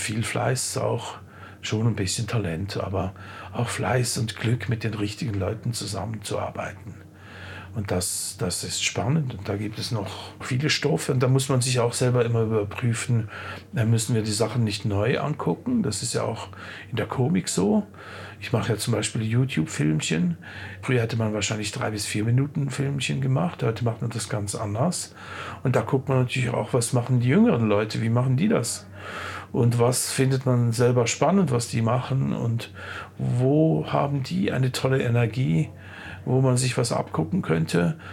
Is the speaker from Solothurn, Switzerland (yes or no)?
yes; Olten, Solothurn, Switzerland; Ich komme ja aus Olten.